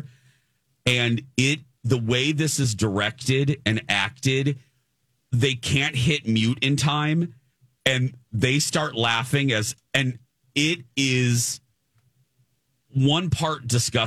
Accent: Chicago, Illinois, United States; moved away; my mom lived back, you know, in my hometown for a while

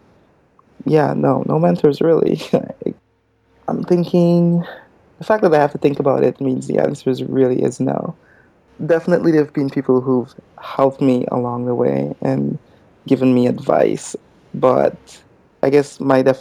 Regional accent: Guyana; moved away; I'm from Guyana, so it's a small country in South America

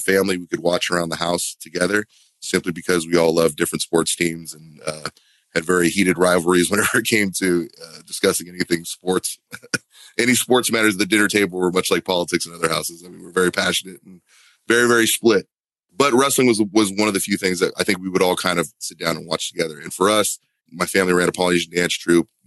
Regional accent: Huntington Beach, California, United States; moved away as an adult; now in Florida, United States; Growing up in Southern California

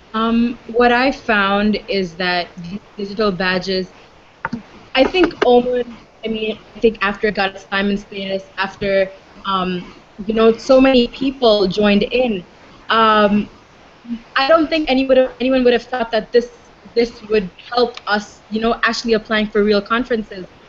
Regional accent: Dubai, United Arab Emirates; I'm born and raised in Dubai

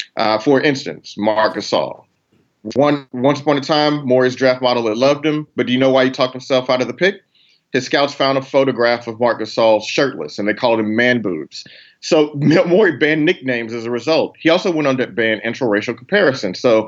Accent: Houston, Texas, United States; my hometown, Houston

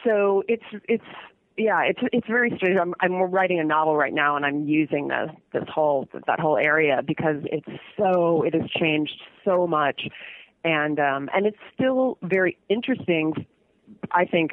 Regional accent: Saratoga, California, United States; also born or lived in Santa Cruz / San Francisco / Oakland / Berkeley; I grew up in San Jose, a town next to San Jose called Saratoga.

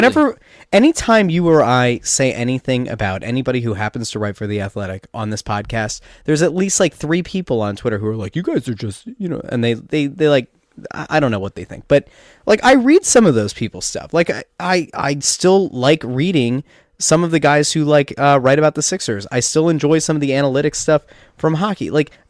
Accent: Pennsylvania, United States; I loved America because I grew up in Schuylkill County that didn't exist.

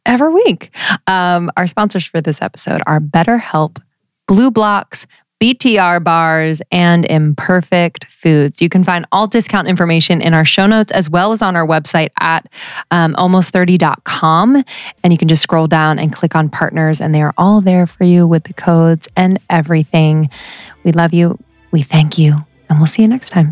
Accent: United States; growing up in the United States

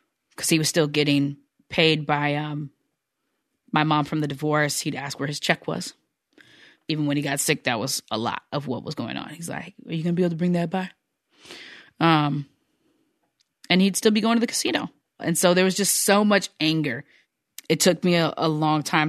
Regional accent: United States; now in Seattle, United States; I'm American

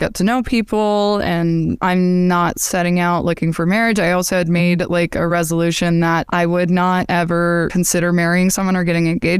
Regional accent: Utah, United States; the culture I was brought up in Utah

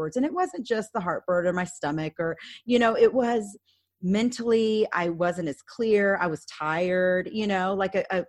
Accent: Dallas, Texas, United States; that happened in my hometown.

